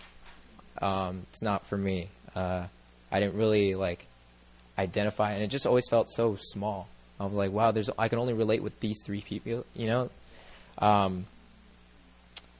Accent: Southern California, United States; I'm like the prototypical suburbia kid. I'm from Southern California.

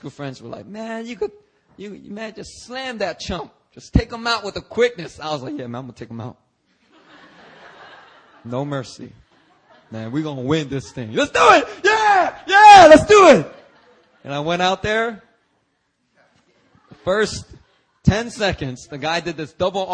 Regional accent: Philadelphia, Pennsylvania, United States; also born or lived in Daegu, South Korea; I grew up in Philadelphia

